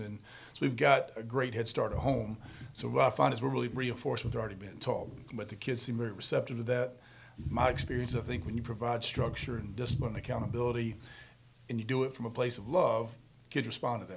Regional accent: Charlotte, North Carolina, United States; born and raised in Charlotte.

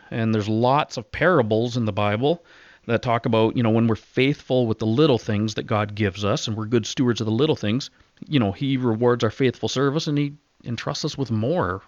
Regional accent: Southwestern Ontario, Canada; also born or lived in West Coast; we grew up in Ontario, uh, without a dad.

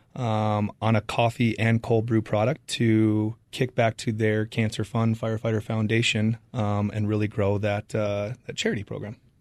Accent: Arizona, United States; moved away as an adult; now in San Diego, United States; I grew up in Arizona, went to college here

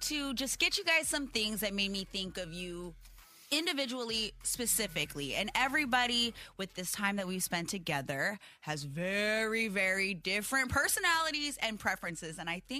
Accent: Hawaii, United States; moved away; I am Hawaiian, and I'm from Hawaii.

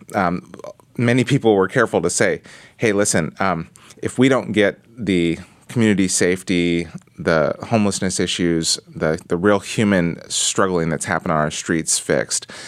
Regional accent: Portland, Oregon, United States; I was raised in Portland, Oregon

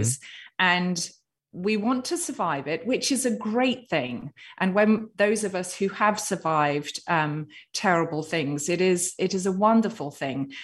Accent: United Kingdom; I'm a Brit with a stiff upper lip

